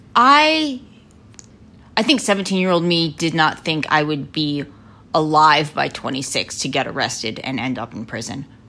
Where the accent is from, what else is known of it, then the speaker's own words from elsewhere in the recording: Lancaster, Pennsylvania, United States; I grew up in Lancaster, Pennsylvania, in the heart of Amish country.